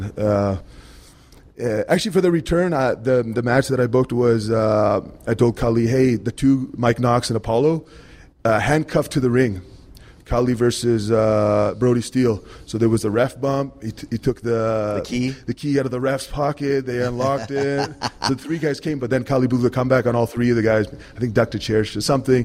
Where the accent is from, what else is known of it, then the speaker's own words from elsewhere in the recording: India; I'm Indian